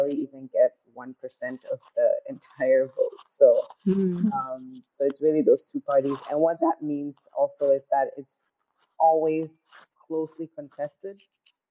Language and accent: English; Ghana; I am from Ghana, currently in Ghana